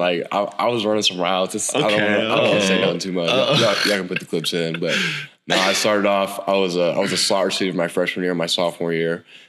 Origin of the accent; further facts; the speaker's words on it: Hays, Kansas, United States; moved away as an adult; now in Norman, United States; I'm from Hayes, Kansas.